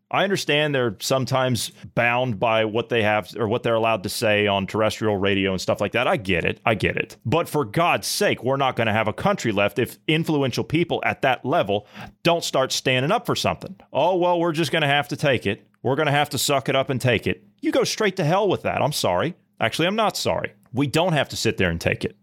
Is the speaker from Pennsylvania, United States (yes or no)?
no; Ohio, United States; moved away; I come from a Midwestern state. I come from Ohio